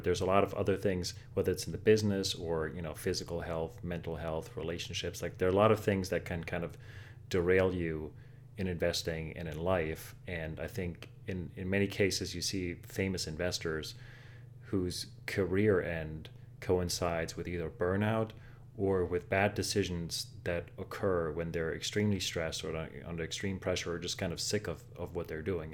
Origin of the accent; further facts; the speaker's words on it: Germany; now in New York, United States; I grew up in Germany